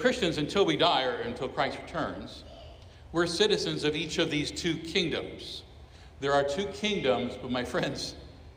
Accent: Miami, Florida, United States; I was born in Miami, Florida. I am a citizen of the United States of America

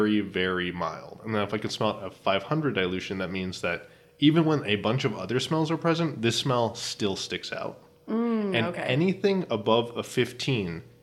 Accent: Florida, United States; in my hometown, we had the same problem with noise ordinances

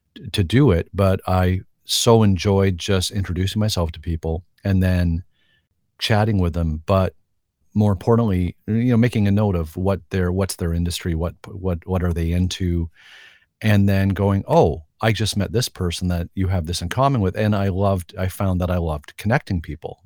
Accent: Canada

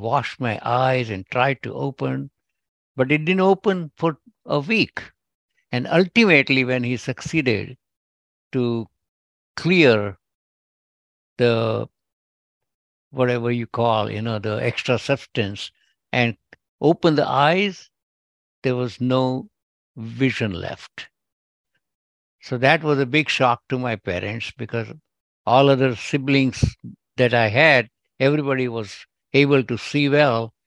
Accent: India; first language Gujarati; English is a second language; moved away as an adult; now in United States; my accent might tell, but I'm originally from India, and I have all my education in India.

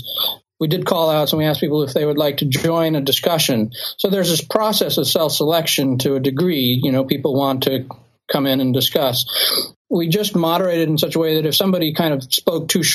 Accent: Bay Area, California, United States; we're from the Bay Area

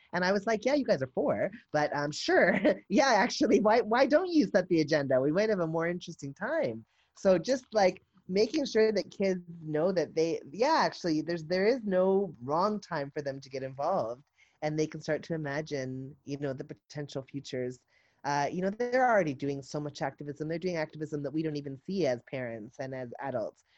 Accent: the South, United States; I'm from the South

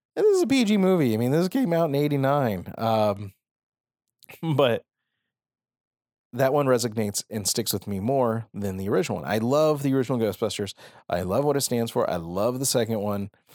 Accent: Phoenix, Arizona, United States; I am from Arizona. I am from Phoenix.

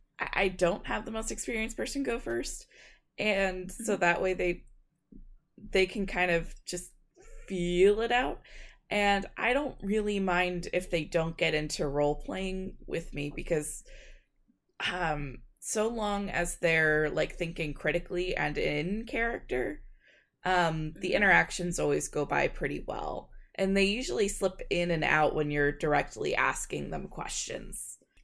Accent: Kansas, United States; We're just weirdos from Kansas.

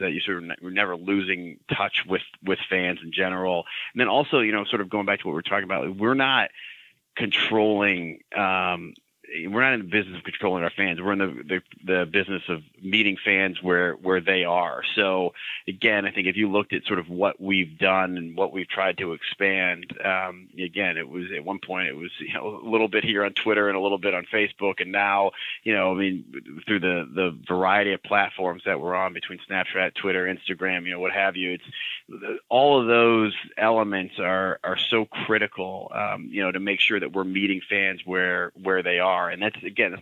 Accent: Cleveland, Ohio, United States; now in Boston, United States; I grew up in Cleveland

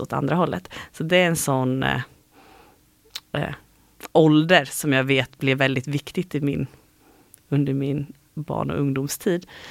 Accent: Habo, Jönköping County, Sweden; now in Gothenburg, Sweden; Jag är uppvuxen i Habo heter det.

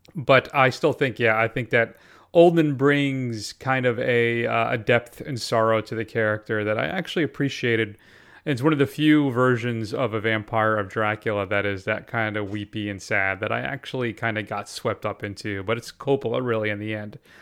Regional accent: Connecticut, United States; I grew up in Connecticut

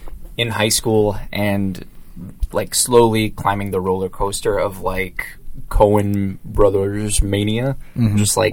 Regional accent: Rochester, Minnesota, United States; my hometown of Rochester, Minnesota

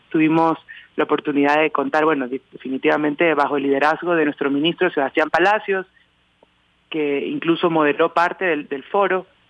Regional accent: Manabí, Ecuador; also born or lived in Quito; Primero representé a mi provincia, yo soy de Manabí

